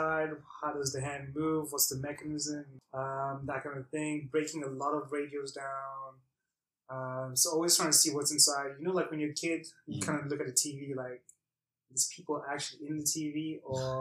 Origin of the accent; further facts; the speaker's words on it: Belgium; I grew up in Belgium